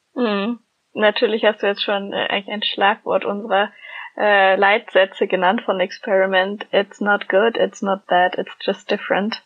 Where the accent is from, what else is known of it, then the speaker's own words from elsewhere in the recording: Germany; wir als Deutsche jetzt im Ausland sind